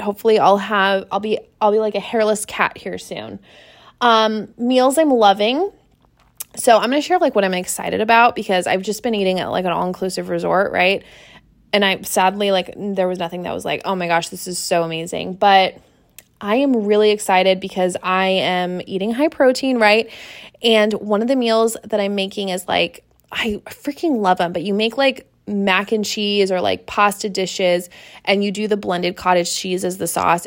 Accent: Seattle, Washington, United States; moved away; I am from Seattle. I grew up in Seattle

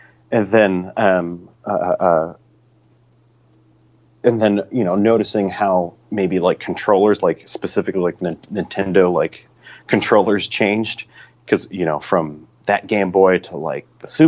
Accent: Spokane, Washington, United States; also born or lived in California; now in Seattle, United States; we're originally from California, but grew up in Spokane, which is in eastern Washington

